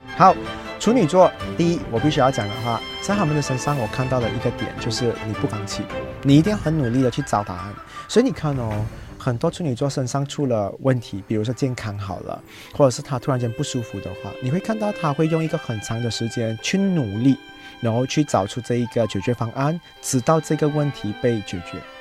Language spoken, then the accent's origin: Chinese; Malaysia; 我们马来西亚人